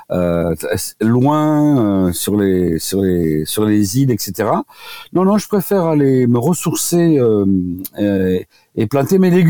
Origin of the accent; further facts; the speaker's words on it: Occitania, France; now in Paris, France; Je suis venu du Tarn à Paris pour euh, rencontrer Jacques Ménétrier qui avait décrit les, les diathèses de Ménétrier et d'oligothérapie.